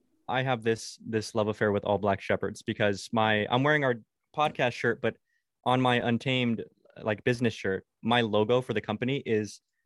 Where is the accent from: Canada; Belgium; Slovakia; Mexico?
Mexico; Yeah. I grew up in Mexico.